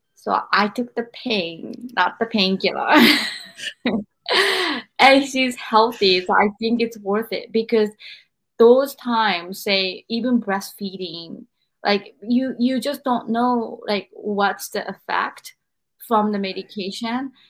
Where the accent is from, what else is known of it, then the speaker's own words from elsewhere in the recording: Japan; growing up in Japan